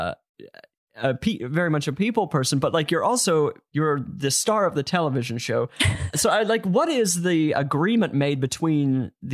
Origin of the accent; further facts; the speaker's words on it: Utah, United States; I'm from Utah.